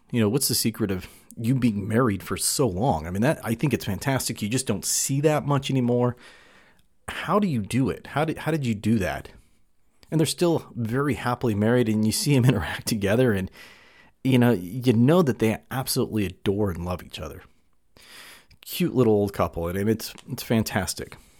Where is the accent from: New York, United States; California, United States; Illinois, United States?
California, United States; now in Utah, United States; we grew up in California. He's since moved over to Virginia and I, I'm in Utah.